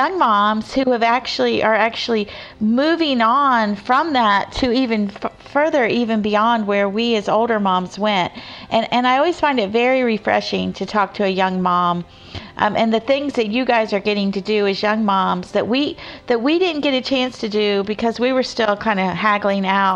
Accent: Florida, United States; I grew up in Florida

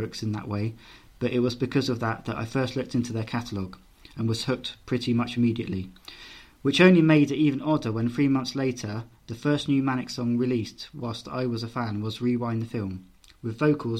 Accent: Australia; I'm an Australian, they were never quite as big here.

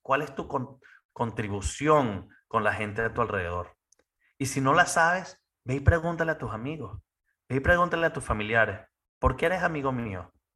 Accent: Venezuela; now in United States; como buen venezolano, buen latino

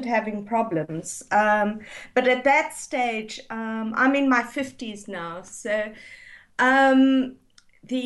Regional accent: South Africa; moved away; I grew up in South Africa

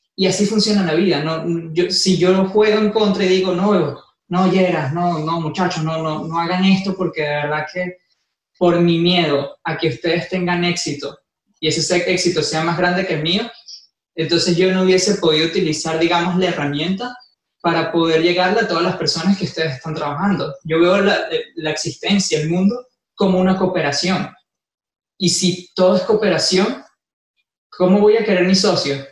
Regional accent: Venezuela; moved away as an adult; also born or lived in Ecuador; now in Miami, United States; yo nací en Venezuela, como siempre digo, soy del mundo. Este, nací en Venezuela, viví dos años en Ecuador, llevo dos años en Miami.

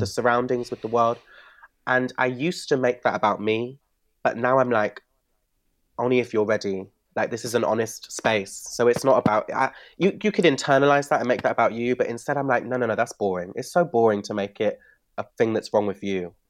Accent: Bristol, South West England, United Kingdom; moved away; When I grew up in Bristol

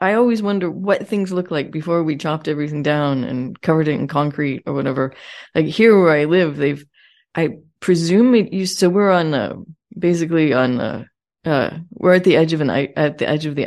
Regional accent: Torrance, California, United States; I grew up in Torrance.

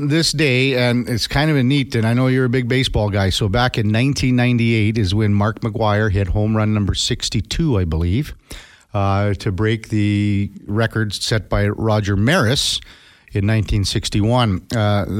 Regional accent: Two Hills, Alberta, Canada; Laugh out loud, but I'm originally from Two Holes, so I can't talk

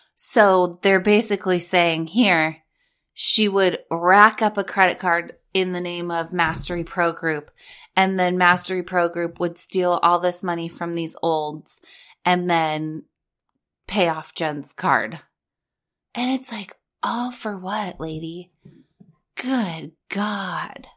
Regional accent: Orange County, California, United States; also born or lived in Los Angeles; I was born and raised in Orange County. I lived at the beach. I lived in L

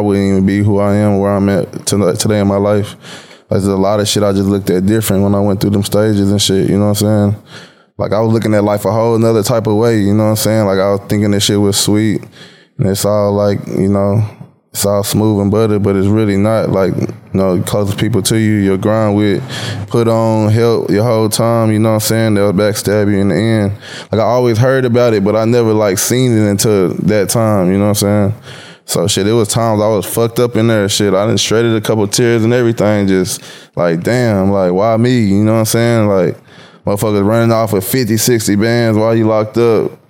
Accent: Waco, Texas, United States; I'm originally from Waco, Texas, like an hour and a half outside of Dallas-Fort Worth area

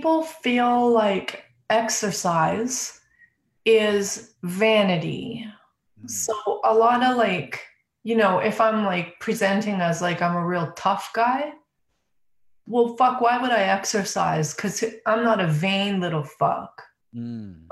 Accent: Calgary, Alberta, Canada; moved away; I'm born and raised in Calgary, Alberta

